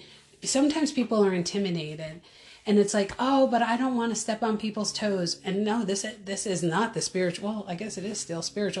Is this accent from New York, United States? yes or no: yes; Orange County, New York, United States; moved away as an adult; also born or lived in Pennsylvania; I was born and raised in Orange County, New York.